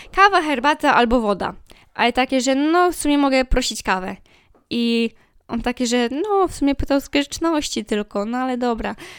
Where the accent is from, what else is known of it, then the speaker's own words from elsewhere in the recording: Poland; ja jestem z małego miasta